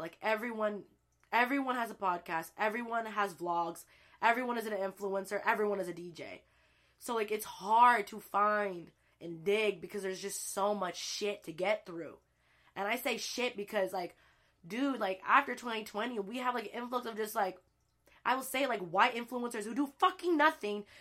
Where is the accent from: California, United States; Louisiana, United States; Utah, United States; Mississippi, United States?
California, United States; El Sobrante; moved away; I grew up in El Sobronte, California